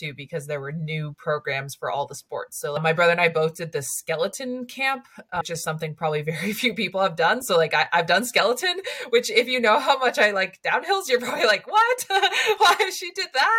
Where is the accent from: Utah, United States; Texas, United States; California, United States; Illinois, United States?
Utah, United States; Park City; moved away as an adult; also born or lived in New Hampshire; now in Alaska, United States; I grew up in Park City, Utah for my whole childhood